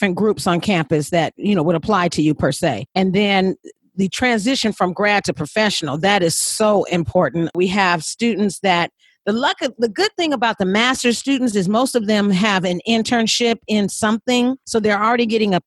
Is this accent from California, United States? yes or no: yes; California, United States; I'm from California